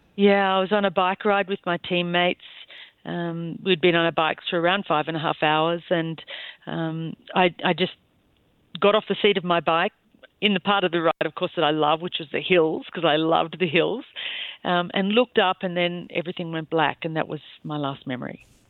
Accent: Bowral, New South Wales, Australia; moved away as an adult; now in Wyoming, United States; I'm from a small town called Bowral, which is in between Sydney and Canberra

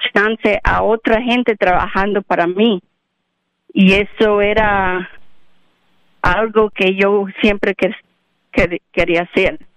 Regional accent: Cuba; mujeres como mí, cubanas, eh, cubana, hispanic

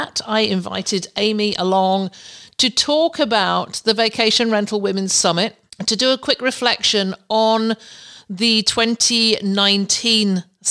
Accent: Canada; I'm a Canadian

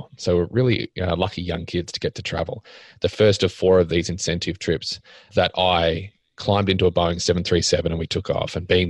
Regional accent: Australia; I grew up not in a poor family, but not in a rich family, just a standard middle-class Australian establishment.

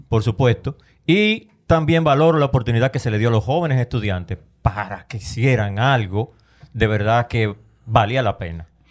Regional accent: Dominican Republic

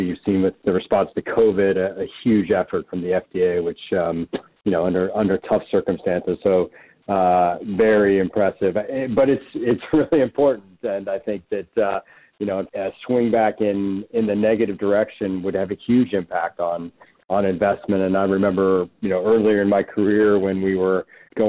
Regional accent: Cincinnati, Ohio, United States; moved away; I'm from the Midwest originally, grew up in Cincinnati

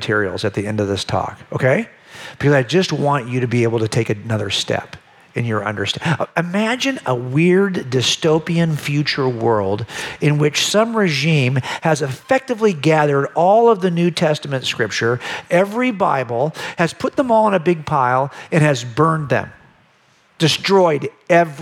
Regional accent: Los Angeles County, California, United States; I was raised in Los Angeles County

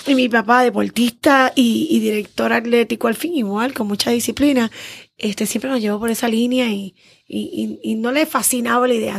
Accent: San Juan, Puerto Rico; Soy criada y nacida en el Viejo San Juan. Juanera.

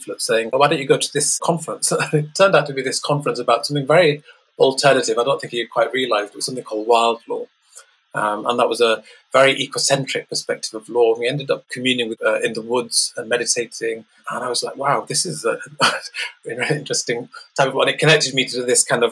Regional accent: Leeds, Yorkshire and the Humber, United Kingdom; I was born in Leeds, a part called Beeston, quite an economically deprived area.

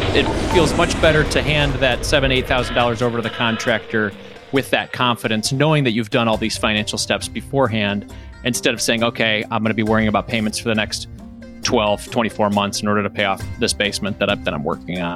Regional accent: Detroit, Michigan, United States; I'm from Detroit

